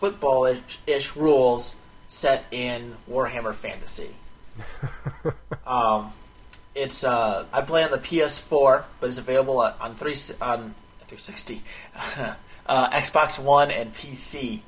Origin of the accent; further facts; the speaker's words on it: United States; being an American